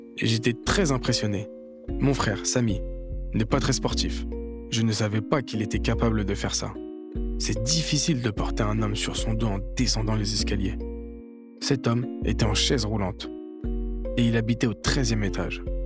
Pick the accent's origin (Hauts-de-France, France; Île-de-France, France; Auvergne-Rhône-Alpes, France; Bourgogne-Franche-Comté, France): Île-de-France, France; Malakoff; On se connaît tous depuis qu'on est enfants. On vient tous de Malakoff.